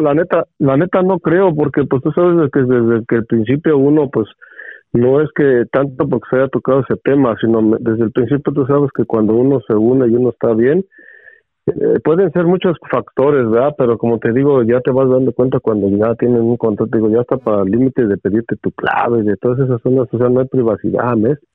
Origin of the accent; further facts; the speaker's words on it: Mexico City, Mexico; moved away; soy chilango, hijo, soy chilango